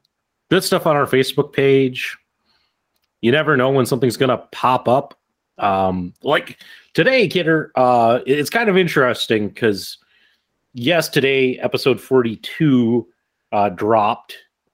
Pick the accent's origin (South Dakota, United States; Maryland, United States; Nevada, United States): South Dakota, United States; Black Hills; growing up in the Black Hills